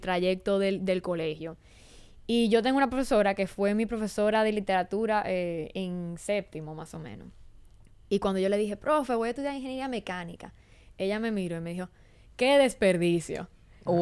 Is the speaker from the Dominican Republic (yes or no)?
yes; Santo Domingo, Distrito Nacional, Dominican Republic; also born or lived in Boston; pero yo soy de aquí, de Santo Domingo. Eh, y nada, yo crecí aquí